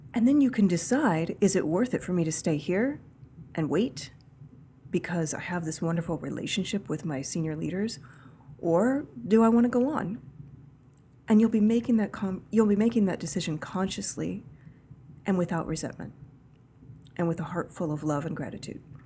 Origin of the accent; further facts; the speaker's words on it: Kansas, United States; I grew up in Kansas